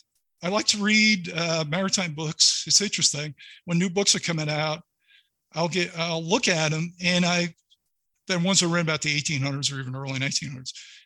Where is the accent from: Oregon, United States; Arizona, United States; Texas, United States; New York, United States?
New York, United States; New York City; Growing up in New York City area with all kinds of different people from all different backgrounds.